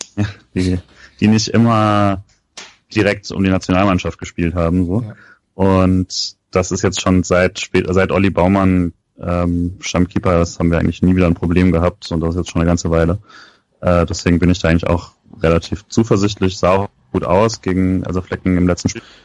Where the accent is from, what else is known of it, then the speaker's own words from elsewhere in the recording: Rhineland-Palatinate, Germany; wo ich groß geworden bin, war ja auch Südpfalz